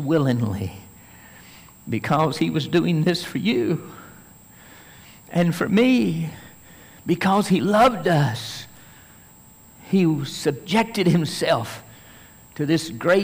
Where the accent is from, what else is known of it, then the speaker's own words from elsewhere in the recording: Tennessee, United States; I grew up in Tennessee